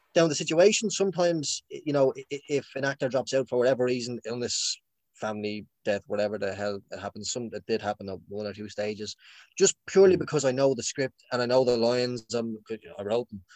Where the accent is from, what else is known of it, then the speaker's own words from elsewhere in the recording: Dublin, Leinster, Ireland; I'm from Finglas